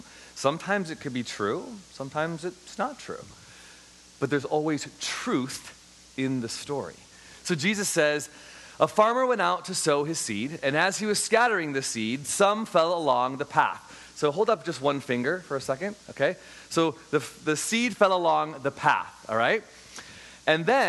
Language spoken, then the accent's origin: English; Chicago, Illinois, United States; I grew up in Chicago, Illinois